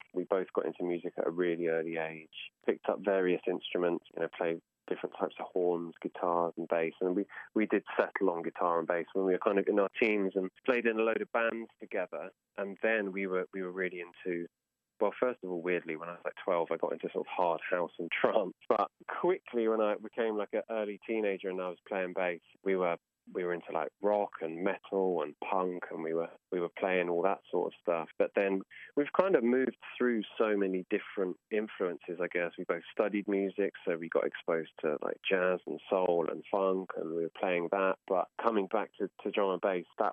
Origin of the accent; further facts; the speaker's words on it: Bristol, South West England, United Kingdom; I'm from Bristol